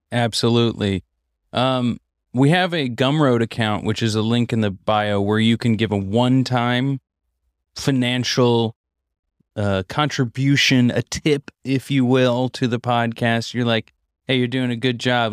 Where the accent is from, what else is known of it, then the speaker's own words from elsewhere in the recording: Missouri, United States; I grew up in Missouri